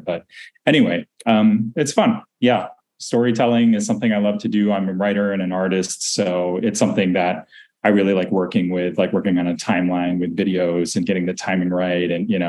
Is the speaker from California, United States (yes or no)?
no; Tarrytown, New York, United States; also born or lived in Washington, D.C. / San Francisco; And so I grew up from the time I was maybe about 3 to like maybe 13, I lived near the Moon family in Tarrytown, New York, which is where their estate is. And we actually lived on one of their estates